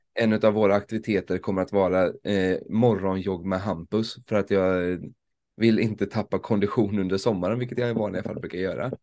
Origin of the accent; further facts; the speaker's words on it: Småland, Sweden; för en smålänning